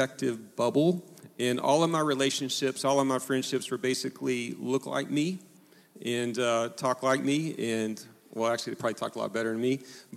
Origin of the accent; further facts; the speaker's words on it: Oklahoma, United States; I went to a little small school where I grew up in Oklahoma